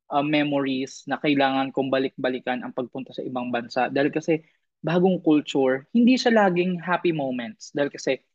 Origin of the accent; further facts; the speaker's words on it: Philippines; moved away as an adult; also born or lived in Iligan; now in Thailand; alam niyang Pinoy ako.